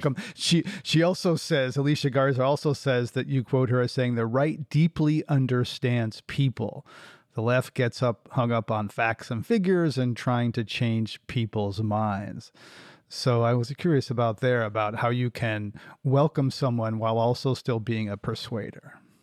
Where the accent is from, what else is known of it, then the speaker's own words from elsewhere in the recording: United States; as an American